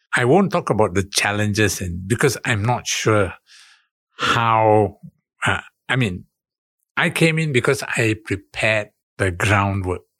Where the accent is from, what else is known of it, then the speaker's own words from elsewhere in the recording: Singapore; moved away as an adult; now in Jakarta, Indonesia; I'm Singaporean